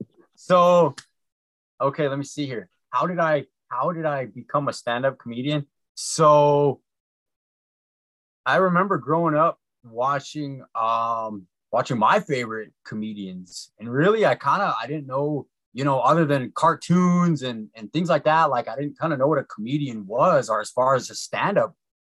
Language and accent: English; Fort Belknap, Montana, United States; now in Poplar, United States; So I'm originally from Fort Belknap, Montana. That's where I was born and raised. It's in north central Montana. I'm an enrolled member of the Assiniboine tribe there. I currently live on the Fort Peck Reservation in Poplar.